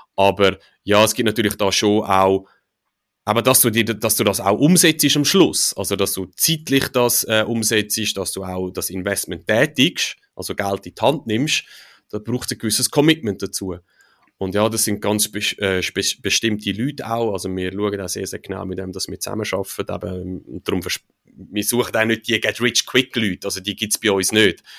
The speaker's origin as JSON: {"language": "German", "country": "Switzerland", "said": "als Schweizer oder in der Schweiz"}